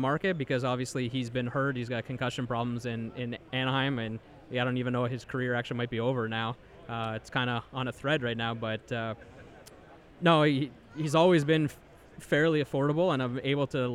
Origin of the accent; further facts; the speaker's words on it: Hamilton, Ontario, Canada; I grew up in Stoney Creek, as part of Hamilton, Ontario.